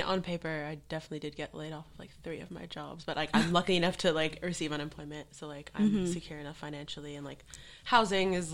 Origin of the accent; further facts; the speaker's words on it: New York, United States; moved away as an adult; now in Los Angeles, United States; I'm 28 and from New York originally. Been living in LA for 3 years